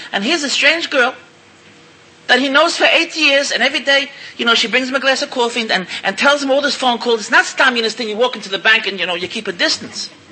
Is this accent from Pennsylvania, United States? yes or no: no; New York City, New York, United States; moved away as an adult; now in Israel; I'm an American. I was born in, in, in Williamsburg. I went there when I was 20 years old. And I'm in Israel over 30 years